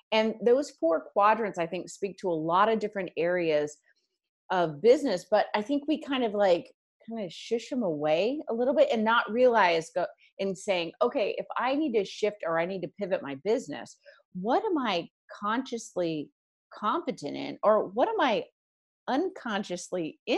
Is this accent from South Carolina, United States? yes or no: yes; Charleston, South Carolina, United States; my hometown is Charleston, South Carolina.